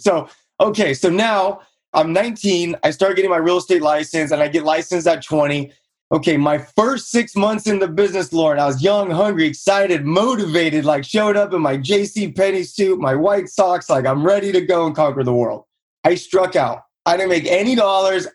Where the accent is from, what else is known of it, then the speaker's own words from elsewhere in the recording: Buena Park, California, United States; grew up in Buena Park, California, played sports my whole life.